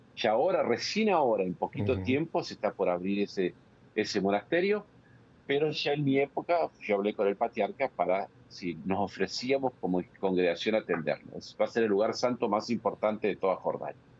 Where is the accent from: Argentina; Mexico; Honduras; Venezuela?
Argentina; Darregueira, Buenos Aires Province; moved away as an adult; also born or lived in Egypt / Palestine; yo soy argentino, nacido en la provincia de Buenos Aires, en un pequeño pueblo que se llama La Regueira, de familia numerosa.